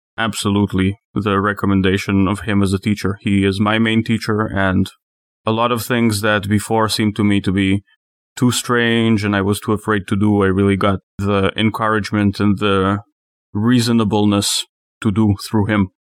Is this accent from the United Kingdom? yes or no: no; Israel; moved away; I'm from Israel